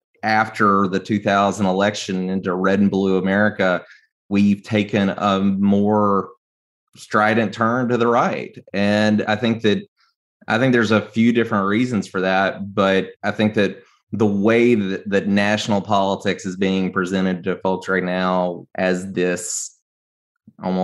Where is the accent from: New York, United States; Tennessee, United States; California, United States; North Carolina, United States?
Tennessee, United States; rural West; moved away; my hometown about 18 months ago, the small town in rural West Tennessee where I grew up